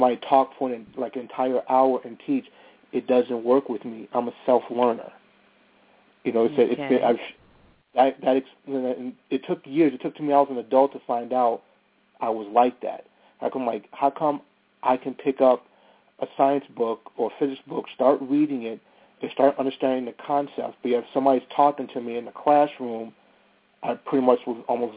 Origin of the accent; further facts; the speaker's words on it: Bellwood, Illinois, United States; it's an area called Bellwood, Illinois